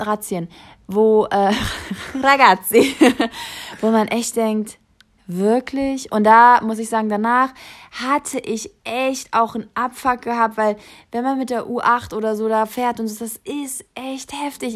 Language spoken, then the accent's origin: German; Kassel, Hesse, Germany; moved away as an adult; also born or lived in New York; now in Berlin, Germany; ich bin gebürtig aus Kassel, dort groß geworden und bis zur Schule, bis ich 18 war, habe ich auch dort gelebt.